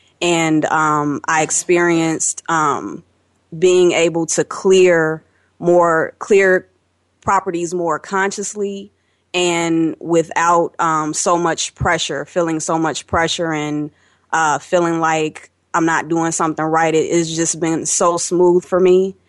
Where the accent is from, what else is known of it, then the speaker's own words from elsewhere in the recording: Chicago, Illinois, United States; I'm from Chicago, and I have really enjoyed the energy of this class.